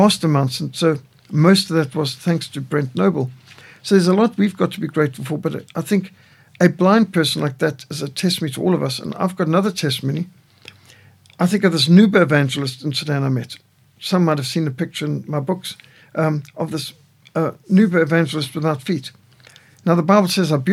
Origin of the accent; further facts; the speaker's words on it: South Africa; I'm from South Africa